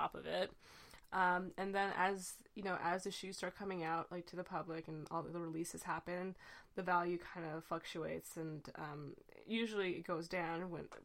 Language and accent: English; Canada; I'm Canadian